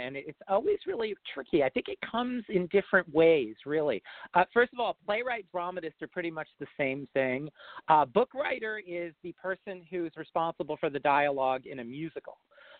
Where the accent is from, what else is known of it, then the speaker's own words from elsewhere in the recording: New Jersey, United States; I grew up in North Jersey and, you know, pretty much in suburbia.